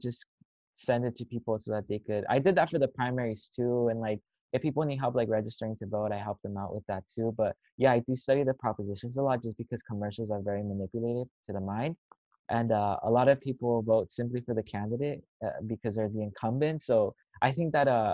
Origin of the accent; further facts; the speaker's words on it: San Fernando Valley, California, United States; I'm from the San Fernando Valley